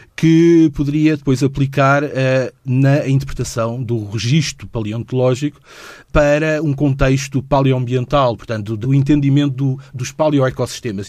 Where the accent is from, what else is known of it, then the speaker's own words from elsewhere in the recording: Lisbon, Portugal; also born or lived in Lagoa de Albufeira; quando eu tinha seis anos de idade, quando eu comecei a, eh, a realizar que havia muito mais para além de Lisboa